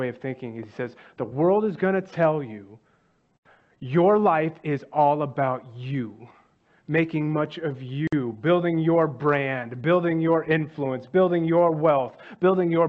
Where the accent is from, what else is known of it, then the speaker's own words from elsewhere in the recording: Dallas, Texas, United States; I'm from Dallas